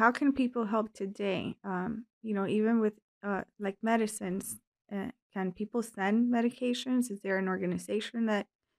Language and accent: English; Cuba; moved away; I was born in Cuba